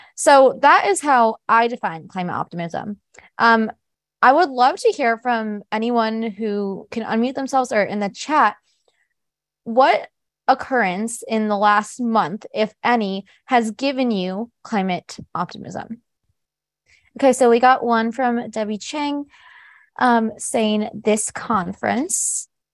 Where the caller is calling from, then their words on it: Houston, Texas, United States; I am calling in from Houston